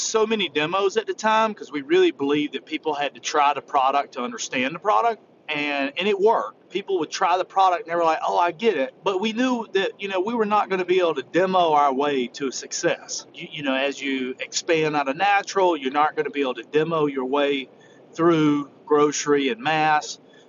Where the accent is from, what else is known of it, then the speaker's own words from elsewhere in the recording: the South, United States; I come from the South and I love comfort food.